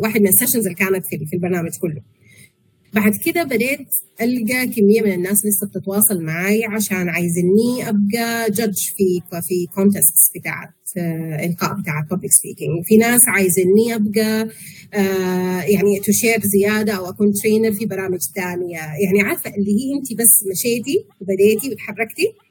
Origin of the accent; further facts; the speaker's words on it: Sudan; moved away as an adult; also born or lived in Malaysia; احنا عندنا في السودان